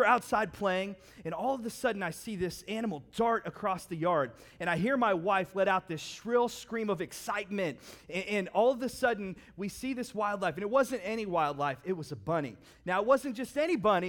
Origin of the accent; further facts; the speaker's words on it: Howland, Ohio, United States; I grew up in Howland, so not necessarily known for wilderness material